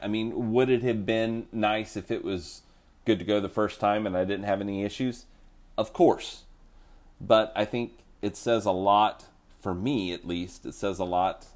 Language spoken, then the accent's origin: English; Oklahoma, United States; I'm from Oklahoma